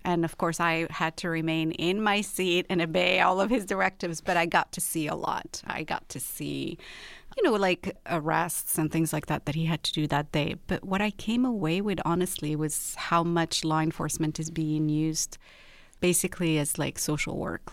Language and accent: English; Rabat, Rabat-Salé-Kénitra, Morocco; also born or lived in London; now in Los Angeles, United States; I was born and raised in Rabat, which is the capital of Morocco, and then I lived in London, and after that I lived in Los Angeles.